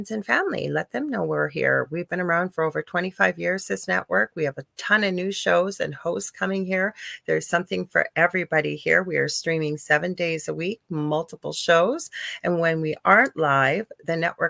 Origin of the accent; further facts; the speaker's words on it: Canada; I'm a Canadian clairvoyant, medium, crystal Reiki energy healer